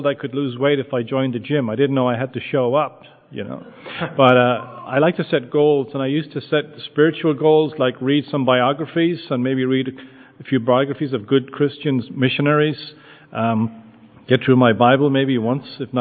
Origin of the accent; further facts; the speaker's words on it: Limerick, Munster, Ireland; moved away as an adult; also born or lived in United States / Douglas, Cork; now in Shanballymore, Ireland; I grew up in Limerick